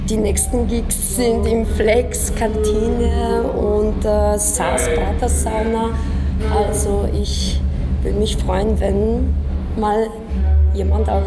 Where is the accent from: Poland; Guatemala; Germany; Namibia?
Poland; German is a second language; now in Vienna, Austria; Ich komme aus Polen ursprünglich und ähm, lebe in Wien seit fünf Jahren.